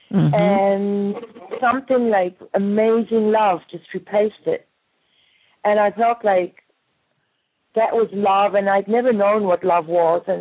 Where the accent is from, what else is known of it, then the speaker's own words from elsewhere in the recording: South Africa; moved away as an adult; when I arrived in Paris, I came from South Africa as a model.